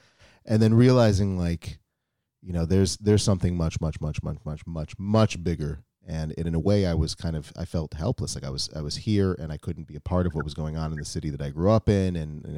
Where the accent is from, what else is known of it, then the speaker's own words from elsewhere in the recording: Minneapolis, Minnesota, United States; now in Israel; like I grew up in Minneapolis and my family lives in Minneapolis.